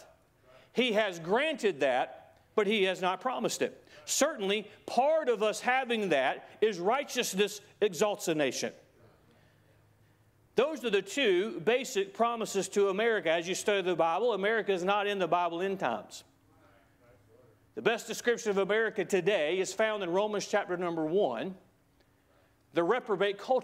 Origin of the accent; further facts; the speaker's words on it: United States; As an American